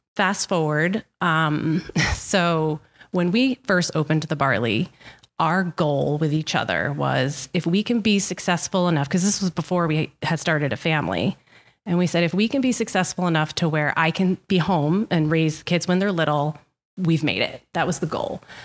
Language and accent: English; Ashaway, Rhode Island, United States; also born or lived in Westerly, Rhode Island; I grew up in Ashaway, so I am a Charger turned bulldog